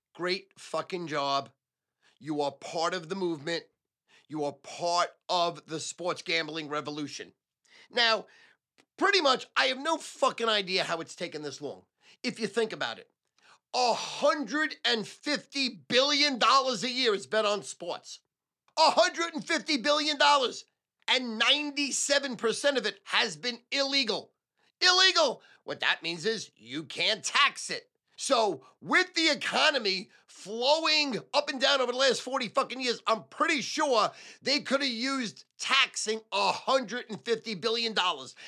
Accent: United States; as an American, a red-blooded American

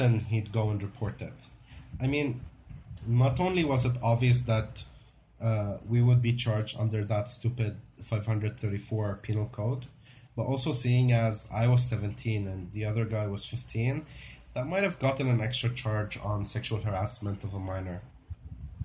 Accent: South Lebanon, Lebanon; born or raised there

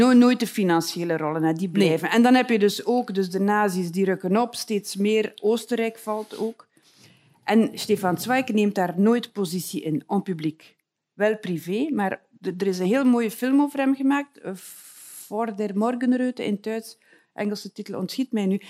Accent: West Flanders, Belgium; ik kom uit West-Vlaanderen.

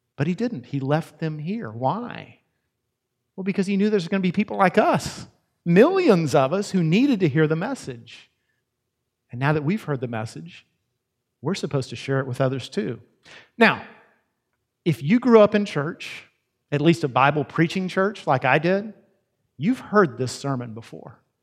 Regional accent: Yoakum, Texas, United States; I'm from Yoakum, Texas, which is only slightly less redneck sounding

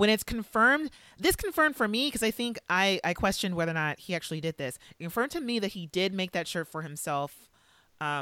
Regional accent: Valencia, California, United States; I grew up near Magic Mountain in Valencia, California.

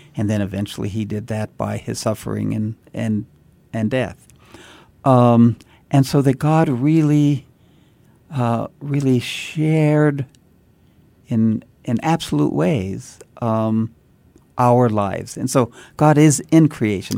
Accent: Santa Fe, New Mexico, United States; I was born and raised in Santa Fe

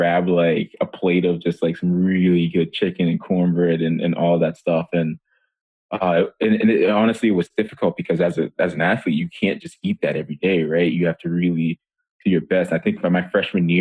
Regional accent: Methuen, Massachusetts, United States; also born or lived in Monrovia, Liberia; growing up in Methuen, Massachusetts

